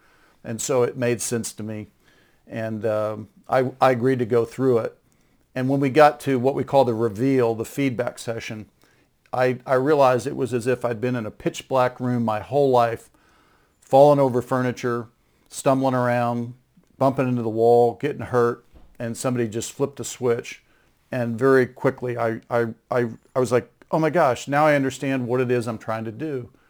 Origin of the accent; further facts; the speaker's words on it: Dallas, Texas, United States; I grew up in Dallas, Texas, and I was born into the family of a seminary professor.